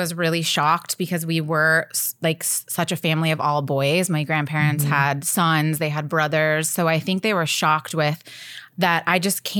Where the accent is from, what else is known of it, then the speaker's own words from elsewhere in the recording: Nashville, Tennessee, United States; also born or lived in St. Louis / Arizona; I was born in St. Louis, and then my family moved to Arizona, and then they moved to Nashville. So I'm kind of from all over